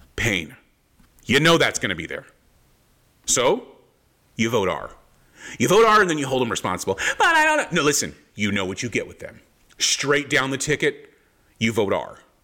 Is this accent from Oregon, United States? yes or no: no; Palm Springs, California, United States; growing up in Southern California, Palm Springs, Palm Springs, California was wind before wind was cool